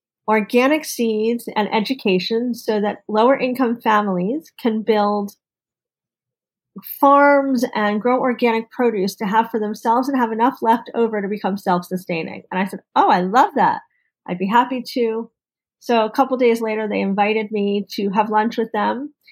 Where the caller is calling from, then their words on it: California, United States; I am in Marin County, just outside San Francisco, about 11 miles.